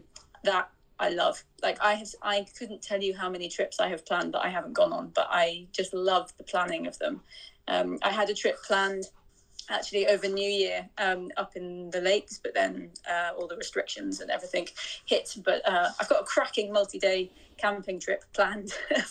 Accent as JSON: {"language": "English", "town": "Cambridge", "region": "East of England", "country": "United Kingdom", "tie": "born or raised there", "said": "I grew up in Cambridge"}